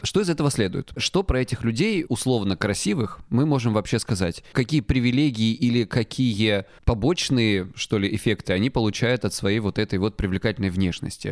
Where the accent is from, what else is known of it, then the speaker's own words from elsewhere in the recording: Krasnodar Krai, Russia; я с Кубани